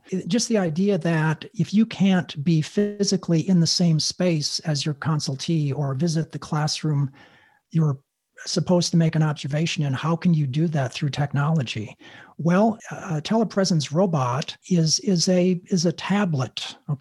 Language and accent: English; Wisconsin, United States; I grew up in Wisconsin, you know, the upper